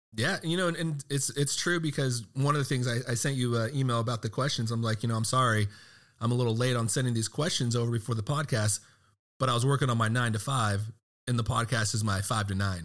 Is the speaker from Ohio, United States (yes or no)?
no; Texas, United States; I'm from Texas